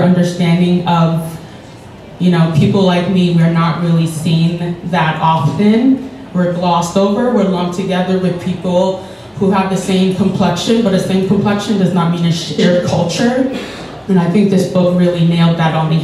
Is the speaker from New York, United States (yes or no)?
yes; New York City, New York, United States; I grew up in Bed-Stuy